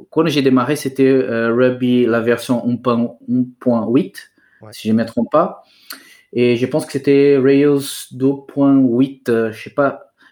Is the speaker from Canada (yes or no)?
no; Brazil; French is a second language; moved away as an adult; now in France; je suis brésilien.